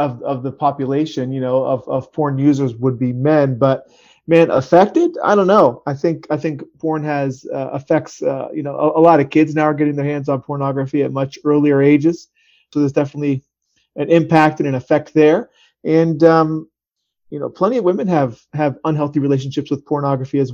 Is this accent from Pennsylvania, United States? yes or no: yes; Harrisburg, Pennsylvania, United States; I'm from Harrisburg, Pennsylvania area